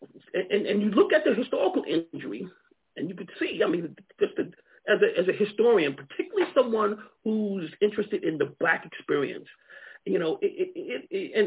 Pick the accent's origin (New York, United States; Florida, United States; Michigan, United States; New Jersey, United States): New York, United States; Long Island; moved away as an adult; also born or lived in Alabama / Georgia / Ohio; now in Montgomery, United States; I grew up in New York, Long Island, New York, you know. And so I came to Alabama really as a student in college